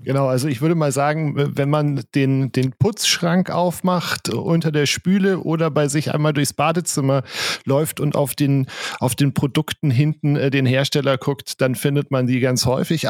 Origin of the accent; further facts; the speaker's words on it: Bavaria, Germany; bei uns in Bayern